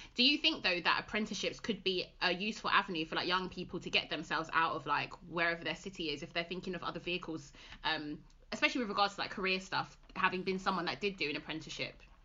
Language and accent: English; London, United Kingdom; moved away; also born or lived in West Midlands; we're originally from London